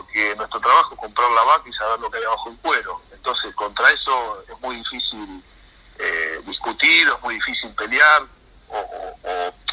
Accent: Argentina; que también nos perjudica como pueblo, como argentinos, porque de última eh, es lo que somos

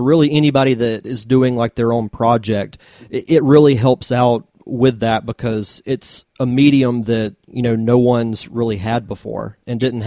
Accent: Pensacola, Florida, United States; I'm from the Pensacola, Florida area

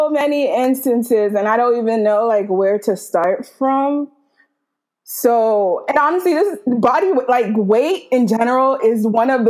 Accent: Nigeria; also born or lived in United States; So I grew up in Nigeria, and I also grew up in America. So for like six, seven years, I was in Nigeria.

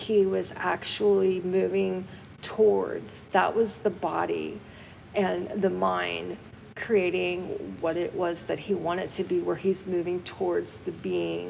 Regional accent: United States; I am American

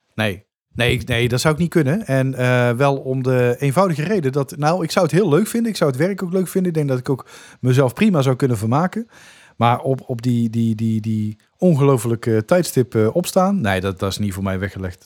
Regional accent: Dongen, North Brabant, Netherlands; moved away; het dorp Dongen waar ik vandaan kom

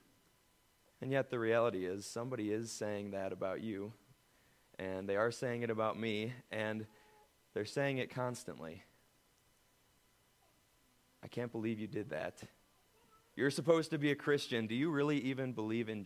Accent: United States; as Americans

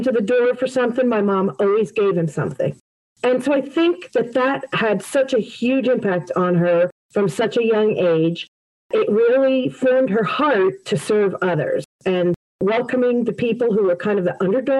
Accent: West Caldwell, New Jersey, United States; also born or lived in Glen Ridge, New Jersey; now in Parsippany, United States; I'm a Jersey girl, born and raised the first 21 years of my life in West Caldwell

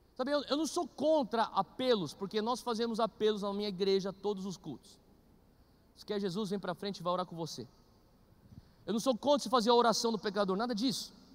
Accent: Brazil; a gente é brasileiro

